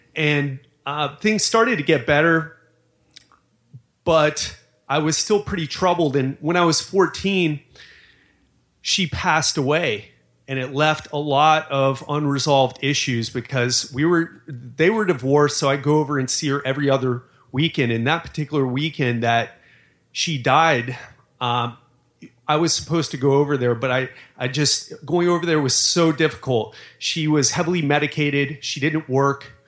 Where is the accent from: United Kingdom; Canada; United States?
United States; Miami, Florida; I grew up in Miami